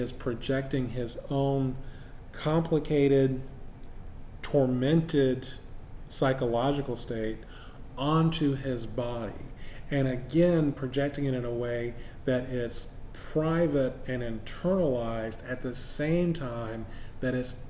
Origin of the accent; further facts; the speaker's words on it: the American South, United States; I grew up in a small Southern town